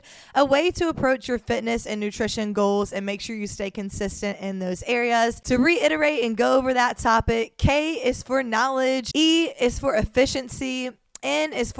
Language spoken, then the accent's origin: English; Mobile, Alabama, United States; moved away as an adult; now in Miami, United States; I was born and raised in Mobile, Alabama.